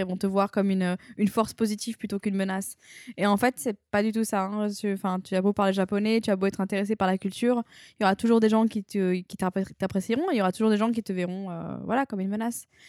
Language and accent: French; Arles, Provence-Alpes-Côte d'Azur, France; moved away as an adult; also born or lived in Tokyo, Japan / New Caledonia / New York, United States; je suis une fille de province, hein, je suis née à Arles, euh, j'ai vécu toute ma vie dans le sud